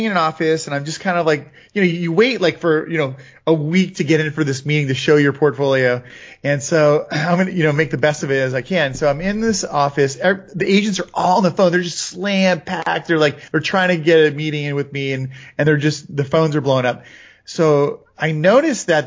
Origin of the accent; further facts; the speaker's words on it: Florida, United States; I grew up in Florida